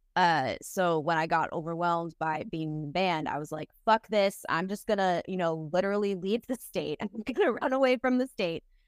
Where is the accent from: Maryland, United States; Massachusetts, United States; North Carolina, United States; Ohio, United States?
Massachusetts, United States; Boston; moved away as an adult; now in Nashville, United States; I'm from Boston, Massachusetts originally